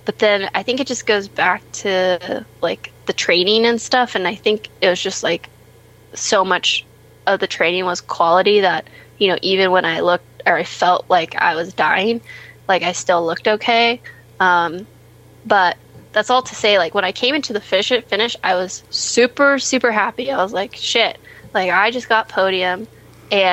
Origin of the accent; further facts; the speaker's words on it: United States; being an American